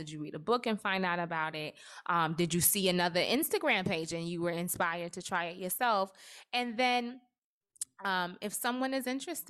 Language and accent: English; Trinidad & Tobago; I am Trinidadian